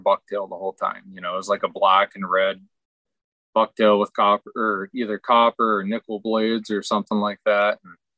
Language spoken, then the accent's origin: English; Pennsylvania, United States; I grew up in Western Pennsylvania. You know, I mean, I grew up fishing.